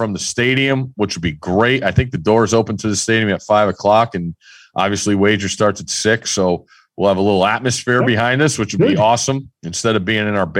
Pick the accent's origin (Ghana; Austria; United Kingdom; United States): United States; Connecticut; moved away; growing up in Connecticut